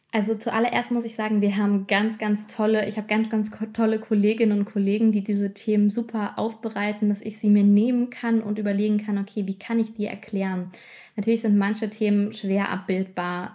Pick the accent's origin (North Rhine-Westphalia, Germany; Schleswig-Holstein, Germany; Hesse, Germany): Hesse, Germany; Wiesbaden; also born or lived in Mainz / Giessen; gebürtig komme ich aus Hessen, aus der wunderschönen Landeshauptstadt ähm, Wiesbaden